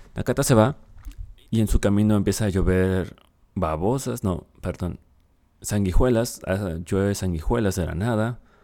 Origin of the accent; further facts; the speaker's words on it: Mexico; aquí en mi país, en México